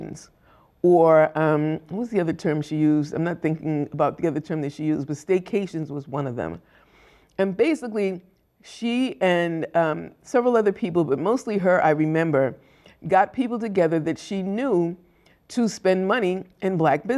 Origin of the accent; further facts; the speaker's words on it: Boston, Massachusetts, United States; growing up in Boston